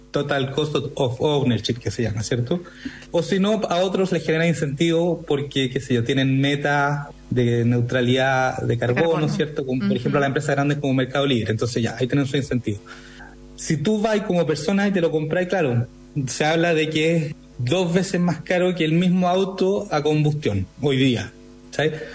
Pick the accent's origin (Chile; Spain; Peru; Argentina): Chile